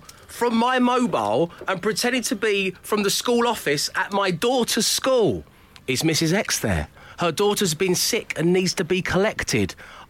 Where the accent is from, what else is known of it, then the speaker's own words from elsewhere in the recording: South East England, United Kingdom; I'm from Buckinghamshire.